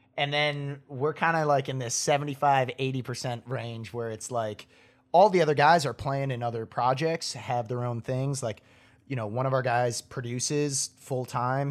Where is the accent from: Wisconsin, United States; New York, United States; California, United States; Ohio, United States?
Wisconsin, United States; Appleton; moved away as an adult; now in Nashville, United States; I grew up in Ap-, or in Wisconsin, a town called Appleton